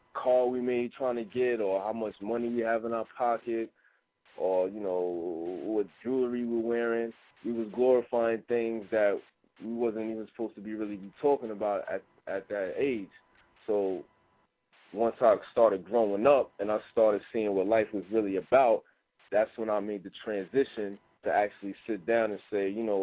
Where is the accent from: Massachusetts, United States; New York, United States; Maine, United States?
New York, United States; New York City; where I come from, in New York.